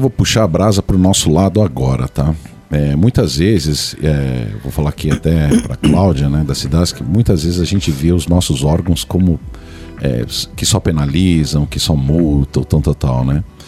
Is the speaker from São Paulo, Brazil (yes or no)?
yes; São Paulo, Brazil; eu sou de São Paulo